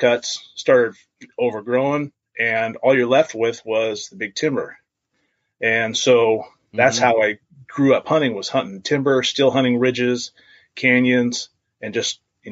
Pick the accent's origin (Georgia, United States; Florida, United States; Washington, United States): Washington, United States; Washougal; also born or lived in Klamath, Washington; I live here in Klamath, Washington. And grew up in Washougal